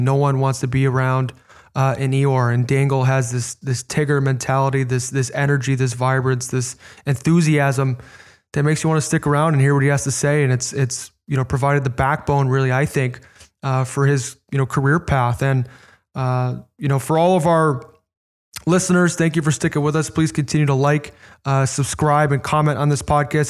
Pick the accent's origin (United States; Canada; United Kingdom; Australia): United States; Chicago, Illinois; moved away; my hometown team